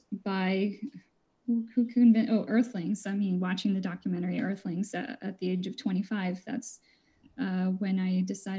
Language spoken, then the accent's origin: English; Costa Rica; I grew up in Costa Rica